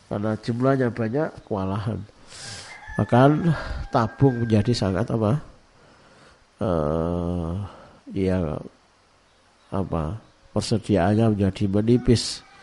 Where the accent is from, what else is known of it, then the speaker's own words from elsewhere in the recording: Jombang, East Java, Indonesia; born there; semalam saya ngecek di kota kelahiran saya di Jombang ada 35 jenazah di rumah sakit RSUD Jombang